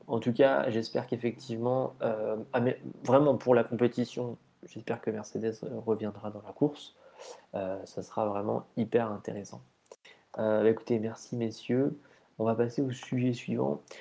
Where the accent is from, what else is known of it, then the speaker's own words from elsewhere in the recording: France; on est français